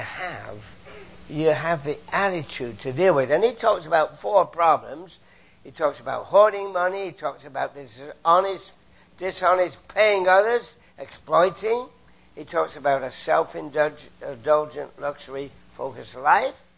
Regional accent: United Kingdom; now in Canada; I'm a Canadian, came from Britain, as you can tell from my accent

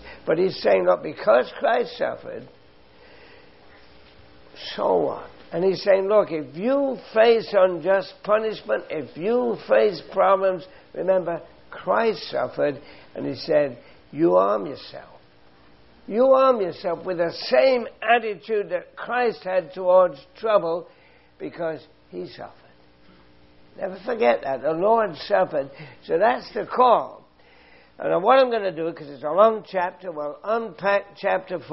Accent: London, United Kingdom; now in Canada; I come from England.

